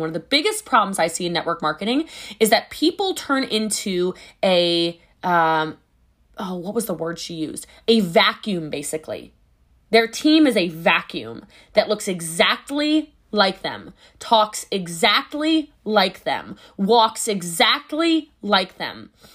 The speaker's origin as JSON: {"language": "English", "region": "Hawaii", "country": "United States", "said": "I'm Hawaiian"}